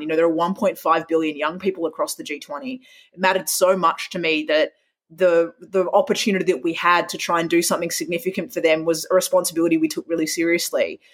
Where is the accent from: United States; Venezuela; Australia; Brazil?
Australia; Perth, Western Australia; moved away as an adult; growing up in Perth